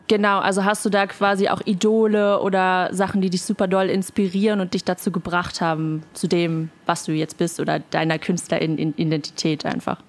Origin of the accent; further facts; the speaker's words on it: Berlin, Germany; moved away; Ich bin ja äh, Berlinerin ursprünglich